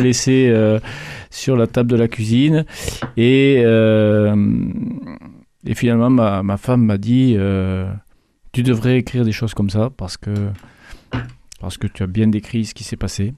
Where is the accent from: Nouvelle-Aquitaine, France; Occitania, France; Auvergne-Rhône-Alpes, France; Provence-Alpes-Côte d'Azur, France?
Occitania, France; Revel; je, suis de Revel. Je suis même natif de Revel